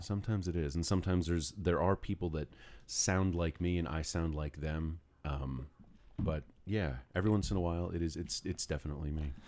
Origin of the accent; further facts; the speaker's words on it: New York City, New York, United States; also born or lived in Greenwich, Connecticut; I was born in Greenwich, Connecticut, and then four days later, my parents brought me to New York City